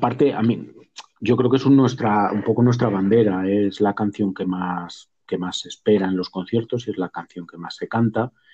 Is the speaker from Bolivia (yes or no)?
no; Cuenca, Castilla-La Mancha, Spain; now in Madrid, Spain; yo soy de Cuenca